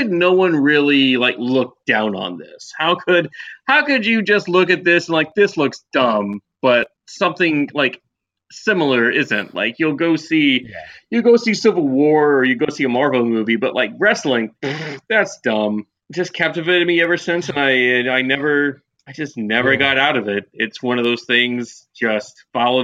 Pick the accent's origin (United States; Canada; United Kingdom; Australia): United States; Georgia; I'm from the South. I mean, I'm from Georgia